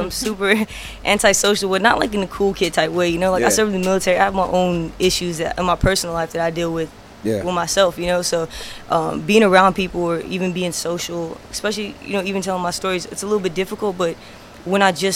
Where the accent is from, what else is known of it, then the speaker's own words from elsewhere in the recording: the South, United States; I'm from the South